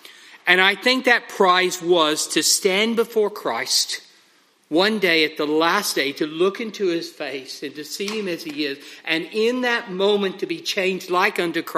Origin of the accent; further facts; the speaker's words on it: United Kingdom; and we know how we are, we're very British, most of us, that we all very politely pray one at a time.